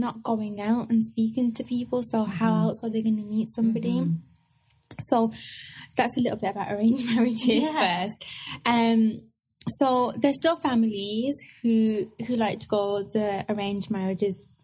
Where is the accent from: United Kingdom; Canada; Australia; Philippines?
United Kingdom; England; I was born in England